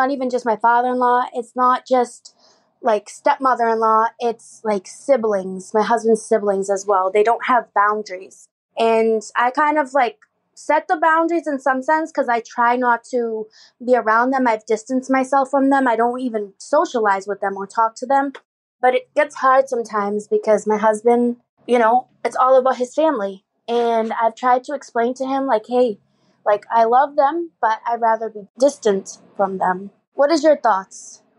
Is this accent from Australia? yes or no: no; Boston, Massachusetts, United States; I'm from Boston, and I hope that you come to Boston someday.